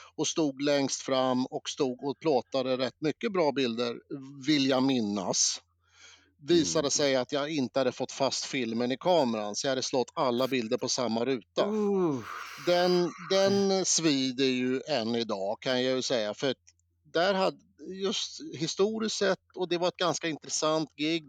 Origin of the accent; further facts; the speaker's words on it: Eskilstuna, Södermanland, Sweden; Jag var ju från Eskilstuna